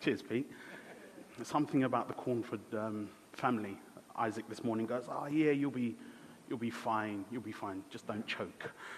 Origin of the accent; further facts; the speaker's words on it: Ghana; I was born in Ghana